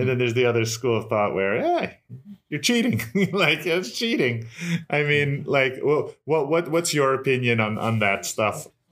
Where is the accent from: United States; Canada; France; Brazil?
United States; I'm from New York, New Jersey